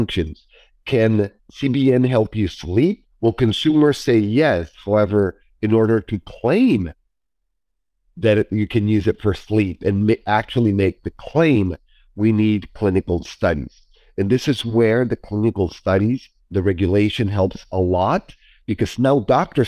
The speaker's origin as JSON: {"language": "English", "country": "Mexico", "tie": "born or raised there", "moved": "yes", "said": "I was born and raised in Mexico"}